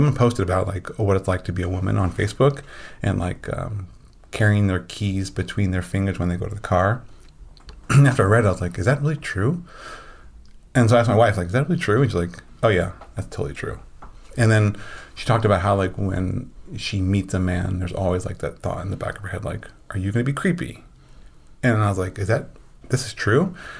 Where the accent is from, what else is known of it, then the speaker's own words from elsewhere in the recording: Midwest, United States; just because I grew up in the Midwest where like the term feminist was like seen as a bad thing.